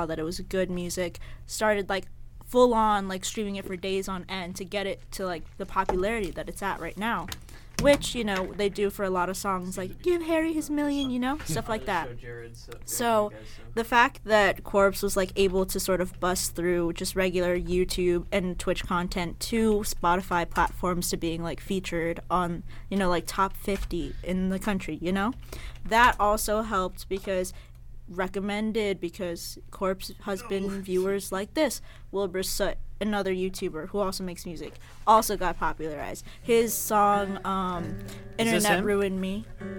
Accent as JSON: {"language": "English", "country": "United Kingdom", "said": "Got to realize, we pronounce our T's. We're British, not British."}